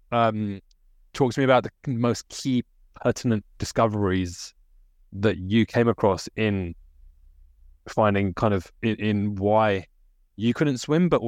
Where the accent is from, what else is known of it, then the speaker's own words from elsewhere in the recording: United Kingdom; So the reasons for me as a British Indian is going to be different to you as a British Pakistani, right?